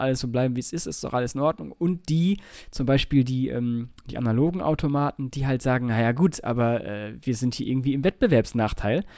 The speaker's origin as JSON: {"language": "German", "town": "Nordhorn", "region": "Lower Saxony", "country": "Germany", "tie": "born or raised there", "said": "da wo ich aufgewachsen bin in, äh, in Nordhorn"}